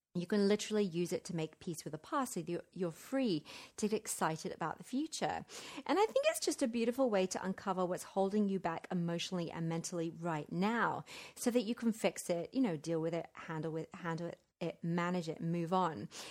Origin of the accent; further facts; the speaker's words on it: London, United Kingdom; now in Central America; I'm staying in my hometown of Wimbledon